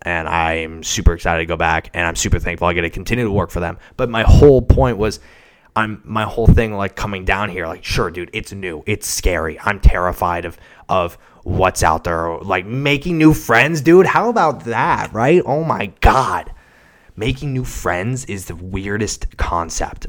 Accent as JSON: {"language": "English", "town": "Seattle", "region": "Washington", "country": "United States", "moved": "as an adult", "lives_now": "Nashville, United States", "said": "I'm from Seattle"}